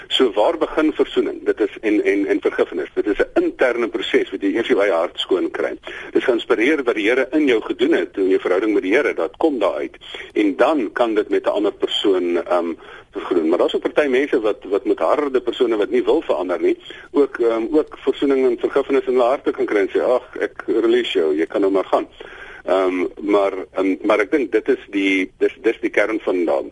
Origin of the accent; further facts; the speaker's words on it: South Africa; ons as Suid-Afrikaners